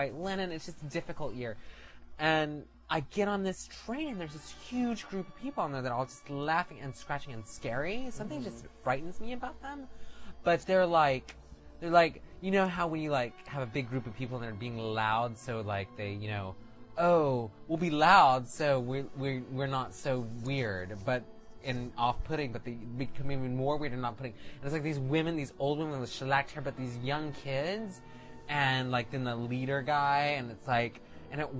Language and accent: English; Midwest, United States; moved away; I am from the Midwest